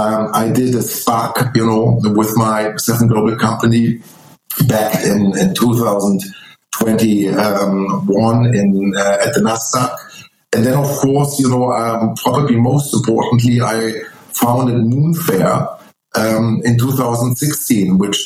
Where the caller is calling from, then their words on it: Munich, Bavaria, Germany; I'm calling in from Munich, Germany.